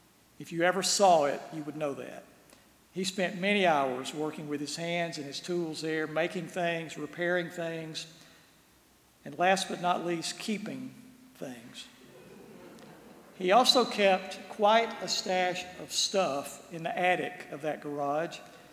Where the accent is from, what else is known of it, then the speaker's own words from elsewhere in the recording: Birmingham, Alabama, United States; also born or lived in Gadsden, Alabama; growing up in Birmingham, our parents made sure we made time to visit our grandparents.